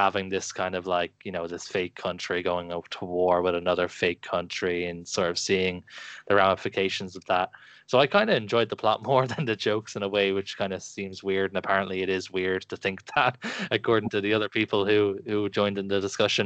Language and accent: English; Ireland; growing up in Ireland